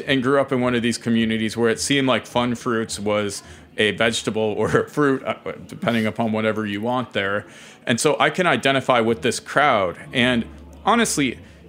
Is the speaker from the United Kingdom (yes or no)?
no; Ohio, United States; I grew up in Ohio